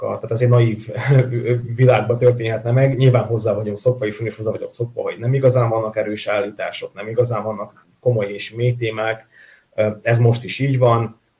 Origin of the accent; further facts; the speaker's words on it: Vojvodina, Serbia; vajdasági magyarként, akik megértük a Jugoszlávia bombázásokat